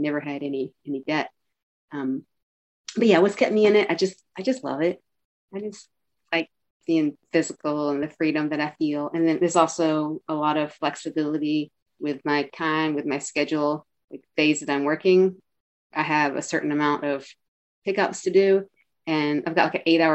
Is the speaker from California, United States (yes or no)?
no; Eastern Kentucky, United States; moved away as an adult; also born or lived in Chicago; now in Northampton, United States; And I grew up in Eastern Kentucky where it's really mountainous